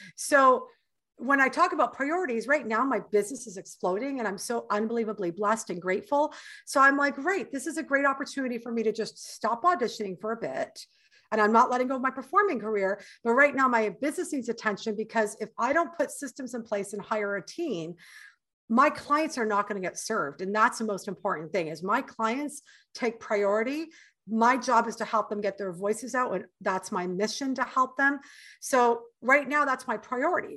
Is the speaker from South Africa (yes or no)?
no; Canada; moved away as an adult; now in United States; I'm Canadian and I've already lived in your country for seven years